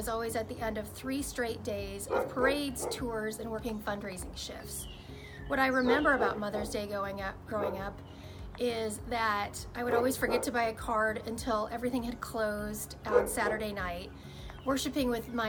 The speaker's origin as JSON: {"language": "English", "town": "Pella", "region": "Iowa", "country": "United States", "tie": "born or raised there", "said": "my mom is the amazing Artie Rohr. I grew up in Pella, Iowa, which is home to an annual tulip festival."}